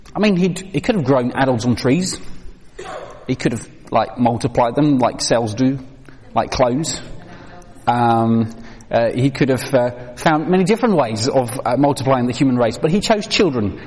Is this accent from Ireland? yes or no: no; Netherlands; moved away as an adult; now in United Kingdom; I grew up in Holland